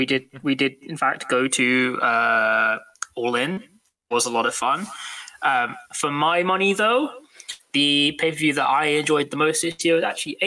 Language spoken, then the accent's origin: English; United Kingdom; We are unfortunately British.